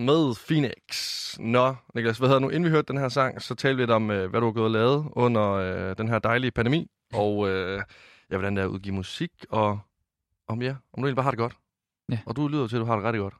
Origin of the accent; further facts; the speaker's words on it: Varde, Southern Denmark, Denmark; jeg kommer fra Vardag over i Vestjylland